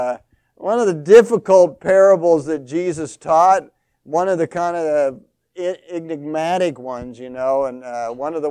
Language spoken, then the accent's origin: English; St. Joseph, Missouri, United States; moved away as an adult; also born or lived in South Dakota; I am from St. Joseph, Missouri, and go to Central Christian Church